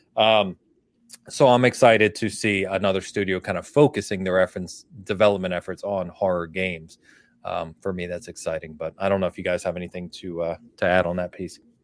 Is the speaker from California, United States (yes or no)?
yes; California, United States; I'm from California, and my family's in California